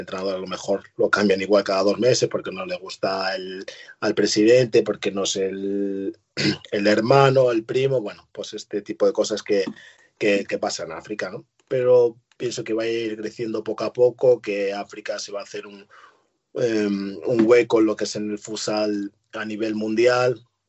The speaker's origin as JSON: {"language": "Spanish", "country": "Spain", "tie": "born or raised there", "said": "yo nací en España, soy español, pero tengo doble nacionalidad"}